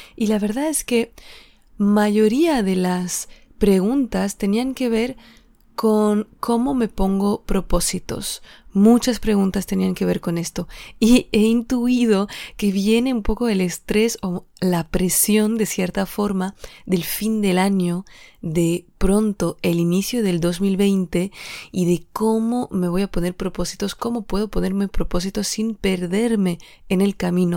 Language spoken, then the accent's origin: Spanish; Alsace, Grand Est, France; moved away; regrese a mi tierra, que es Alsacia, y Alsacia está en la frontera con Alemania